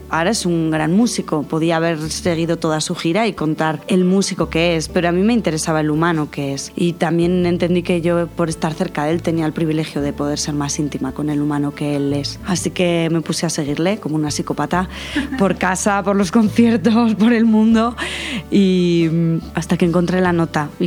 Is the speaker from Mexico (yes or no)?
no; Spain; Yo vengo de España y de una infancia sencilla, fácil, acomodada